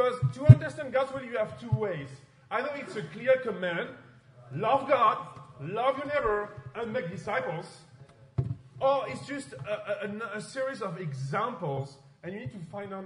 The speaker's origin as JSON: {"language": "English", "country": "France", "second_language": "English", "said": "I'm from France, of course, as you know, with my accent."}